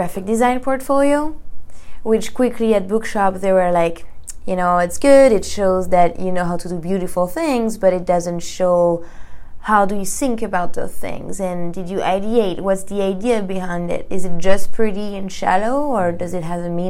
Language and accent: English; Paris, Île-de-France, France; English is a second language; moved away as an adult; now in Los Angeles, United States; I come from Paris, France. This is where I graduated in 2014